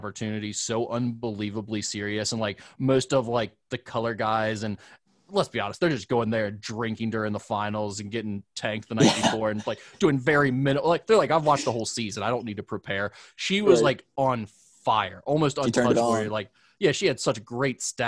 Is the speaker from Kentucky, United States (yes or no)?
yes; Northern Kentucky, United States; I'm from Kentucky